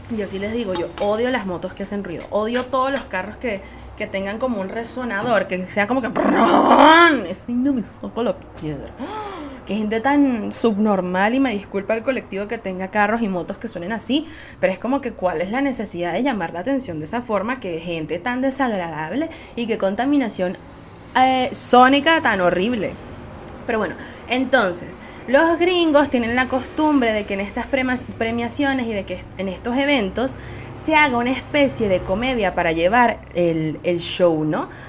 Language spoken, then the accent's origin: Spanish; Venezuela; Soy una jeva de Venezuela